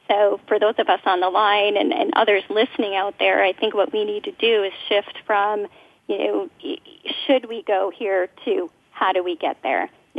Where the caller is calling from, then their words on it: Minnesota, United States; Well, I'm in Minnesota, and I would normally say Minnesota, but our snow that did come is actually melting.